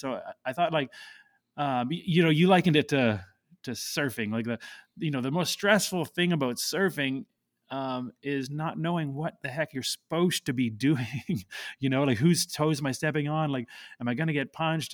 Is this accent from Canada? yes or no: yes; Canada; moved away as an adult; I grew up in Canada